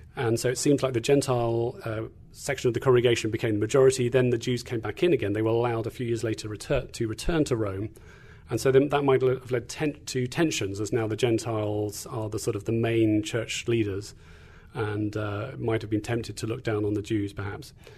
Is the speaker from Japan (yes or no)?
no; England, United Kingdom; moved away as an adult; also born or lived in Tanzania / Kentucky; now in Indiana, United States; I'm from England, not Australia, as sometimes people like to think. Uh, so grew up in, uh, in England